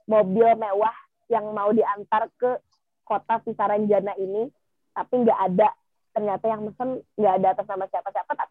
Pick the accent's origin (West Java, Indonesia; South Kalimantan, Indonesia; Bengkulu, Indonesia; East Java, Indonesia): South Kalimantan, Indonesia; kalau kita ya orang Kalimantan Selatan ngomongnya si Saranjana ini tempat uh, paling modern